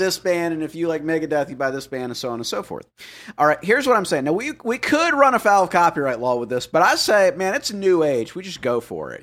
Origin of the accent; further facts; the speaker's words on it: the South, United States; I grew up in the South during the height of the Christian bookstore, um, era